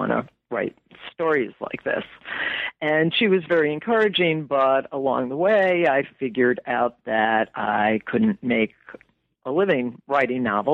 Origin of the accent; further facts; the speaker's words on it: West Hartford, Connecticut, United States; I grew up in West Hartford, Connecticut